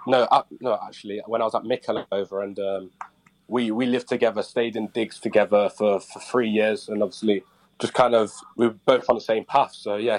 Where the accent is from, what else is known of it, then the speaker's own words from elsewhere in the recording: Jamaica; Probably, obviously I'm Jamaican, so probably my dad's Jamaican food when I go back home.